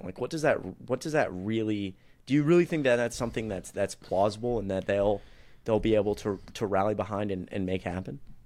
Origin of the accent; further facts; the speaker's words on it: Atlanta, Georgia, United States; now in Kennesaw, United States; I'm from Atlanta